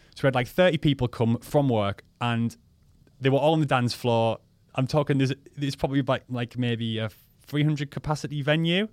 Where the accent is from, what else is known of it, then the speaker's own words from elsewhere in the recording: Crook, North East England, United Kingdom; local lads in a village where I'm from, in Crook.